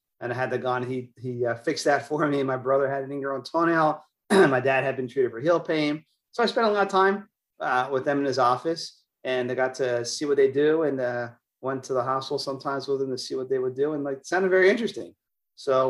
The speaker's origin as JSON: {"language": "English", "region": "Maryland", "country": "United States", "tie": "born or raised there", "also_born_or_lived": "Philadelphia", "moved": "as an adult", "lives_now": "Tampa, United States", "said": "I grew up in the Northeast in Maryland, did my schooling and training in Philadelphia"}